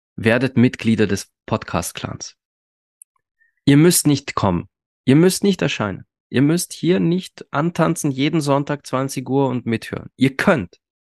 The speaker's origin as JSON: {"language": "German", "country": "Austria", "said": "bei uns in Österreich"}